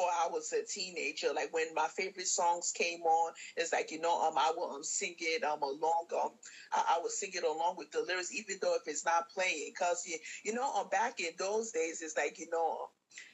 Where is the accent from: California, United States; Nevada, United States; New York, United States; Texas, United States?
New York, United States; New York City; also born or lived in Brooklyn, New York; I was born in Brooklyn, New York. I grew up on Staten Island, the Stapleton